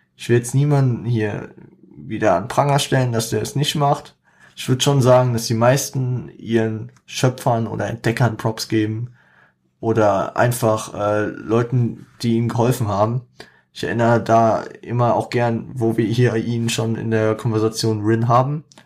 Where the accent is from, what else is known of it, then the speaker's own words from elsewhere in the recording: Frankfurt, Hesse, Germany; es ist einfach meine Gegend, ne? Also, auch wenn ich Frankfurter bin